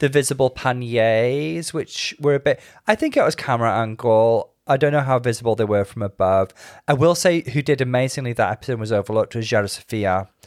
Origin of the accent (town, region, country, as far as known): United Kingdom